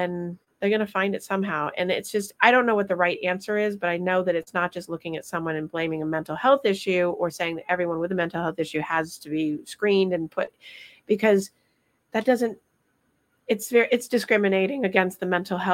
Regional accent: Vermont, United States; I'm from Vermont

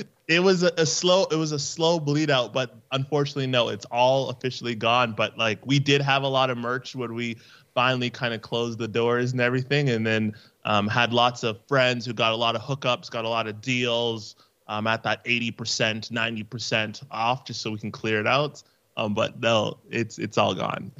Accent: Canada; I'm from Canada

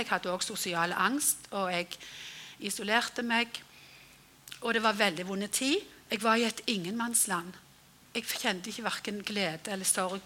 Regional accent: Frøyland, Rogaland, Norway; hjemme på Frøyland

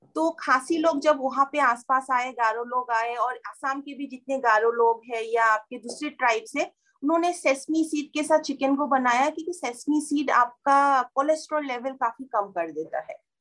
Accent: Kokrajhar, Assam, India; मैं जहाँ से बिलोंग करती हूँ कोकराचार साइड

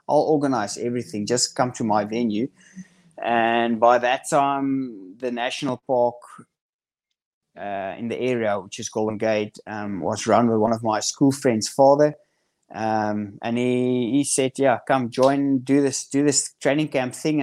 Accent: South Africa; grew up in Central South Africa, which is um, it's the countryside of South Africa

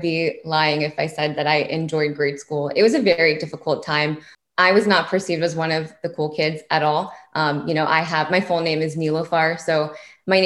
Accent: Springfield, Virginia, United States; I grew up in Springfield, Virginia. So Fairfax County in Virginia.

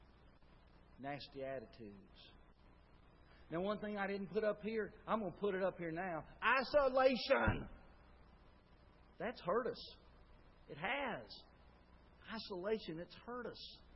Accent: Tuscaloosa, Alabama, United States; I grew up in Tuscaloosa

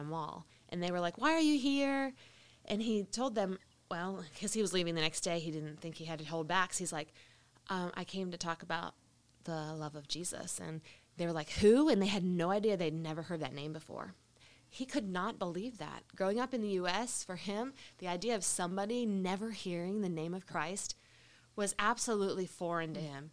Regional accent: Alabama, United States; we're from Alabama. We came back to Alabama

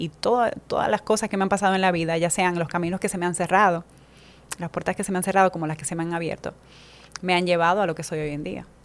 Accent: La Romana, Dominican Republic; moved away as an adult; also born or lived in Spain; now in Madrid, Spain; Yo creo que no sé si entre ocho meses, un año, ya eh, vine a vivir aquí al país y, me crié en la, Romana, mm, soy del, del este.

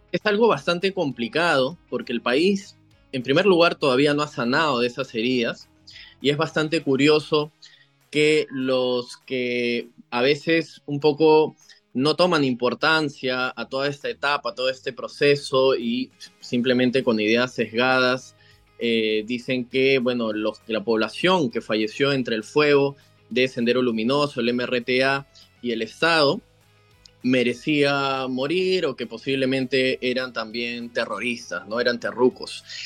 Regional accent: Peru; mi país

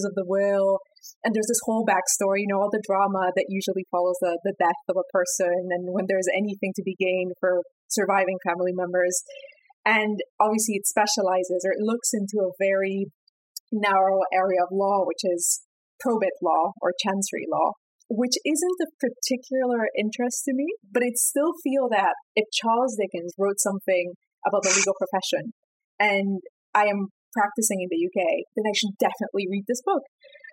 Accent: Peru; my home country, Peru.

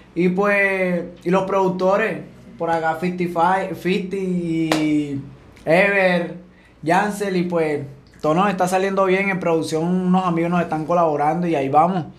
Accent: Sabanalarga, Atlántico, Colombia; also born or lived in Venezuela / Cartagena, Colombia; Ya de Cartagena ahí comenzamos a crecer, a crecer. Cuando ya teníamos como, como 7, 8 años, nos vinimos aquí a Sabana

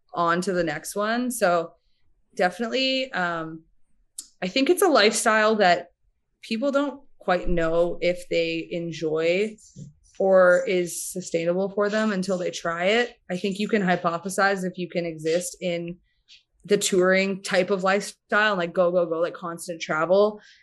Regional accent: Winnipeg, Manitoba, Canada; moved away as an adult; also born or lived in Calgary; now in Alberta, Canada; we're both from Winnipeg, Manitoba.

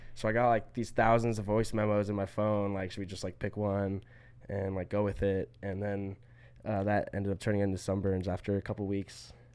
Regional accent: Atlanta, Georgia, United States; we're both from Atlanta

